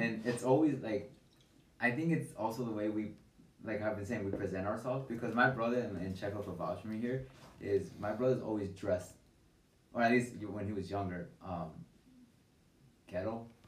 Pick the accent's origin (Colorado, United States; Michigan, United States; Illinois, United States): Illinois, United States; Chicago; now in Bridgeview, United States; growing up in Little Village